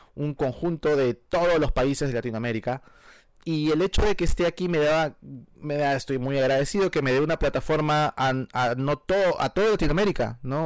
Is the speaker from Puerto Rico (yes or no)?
no; Peru; moved away as an adult; also born or lived in Virginia / Miami; now in United States; Yo soy peruano de nacimiento, nací en el Perú eh, y viví en el Perú hasta los 19 años.